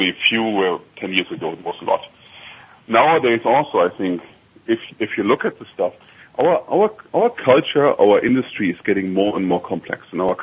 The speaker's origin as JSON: {"language": "English", "country": "Germany", "accent": "slight German accent", "second_language": "English", "moved": "yes", "lives_now": "Chicago, United States", "said": "if I would be in Frankfurt, you hear my slight accent, so it's hard for me to hide it"}